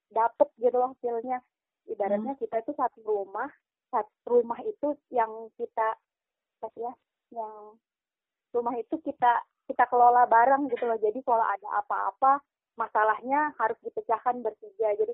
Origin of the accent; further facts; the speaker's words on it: Kalimantan, Indonesia; Dari Kalimantan